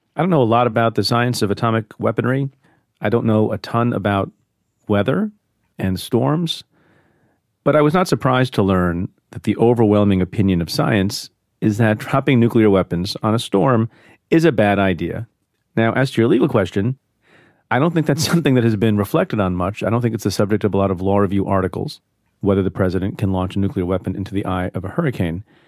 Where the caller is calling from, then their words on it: San Diego, California, United States; I'm calling from San Diego, California